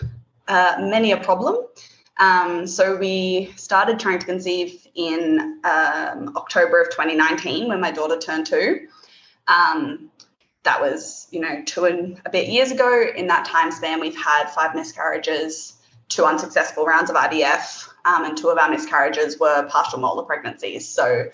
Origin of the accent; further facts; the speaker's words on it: Darwin, Northern Territory, Australia; From Darwin, to the very top end of Australia.